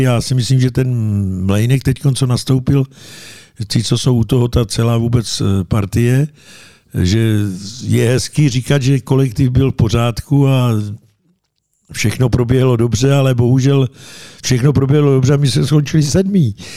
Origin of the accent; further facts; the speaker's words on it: Pašinka, Central Bohemian Region, Czechia; also born or lived in Kolín / Jihlava; mi bylo deset let. Odešel jsem z Pašinky, kde byla pětiletka